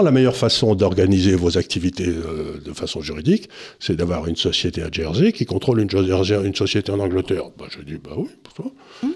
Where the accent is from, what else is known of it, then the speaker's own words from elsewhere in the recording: France; nous, en tant que Français